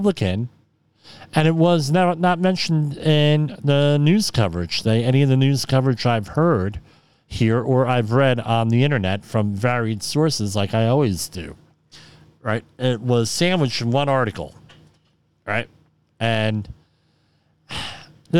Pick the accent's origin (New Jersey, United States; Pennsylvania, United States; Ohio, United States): New Jersey, United States; Woodbridge; I grew up in Woodbridge